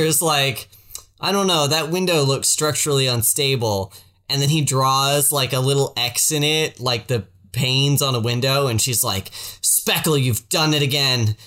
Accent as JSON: {"language": "English", "region": "the South", "country": "United States", "said": "I'm from the South"}